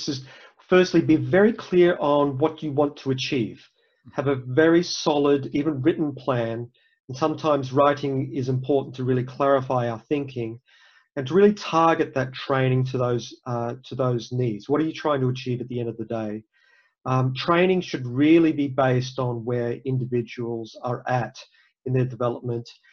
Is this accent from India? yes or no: no; Australia; moved away as an adult; also born or lived in Cairns; now in United States; I'm not from the US, I'm from Australia